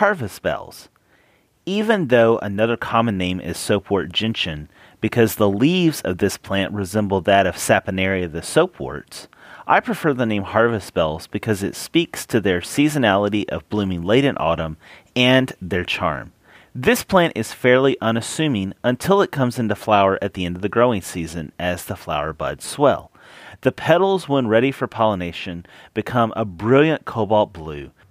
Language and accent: English; Tennessee, United States; accent: Tennessee; now in Texas, United States; my Tennessee accent